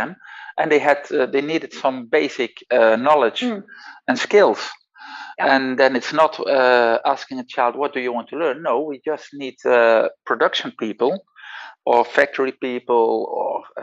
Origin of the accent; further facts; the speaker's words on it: Netherlands; first language Dutch; English is a second language; I'm Dutch. Yeah. That's my mother language